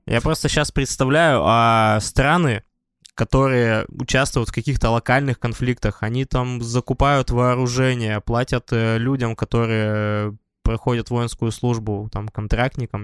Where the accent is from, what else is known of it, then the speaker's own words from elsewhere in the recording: Tyumen, Tyumen Oblast, Russia; Я как человек из Тюмени, я представляю Туру